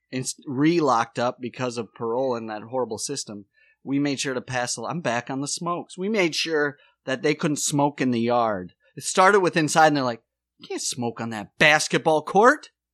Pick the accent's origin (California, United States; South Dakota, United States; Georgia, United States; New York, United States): South Dakota, United States; Watertown; moved away; also born or lived in Charleston County; I'm born and raised in Watertown, South Dakota